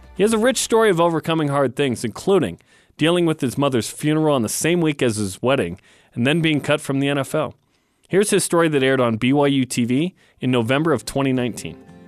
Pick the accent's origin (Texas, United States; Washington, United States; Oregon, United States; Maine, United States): Oregon, United States; Portland; now in Utah, United States; I grew up in Portland, then moved to Utah